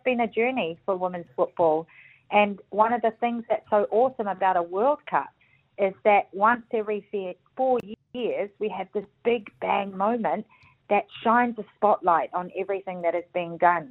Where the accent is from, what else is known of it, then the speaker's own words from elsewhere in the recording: New Zealand; being a Kiwi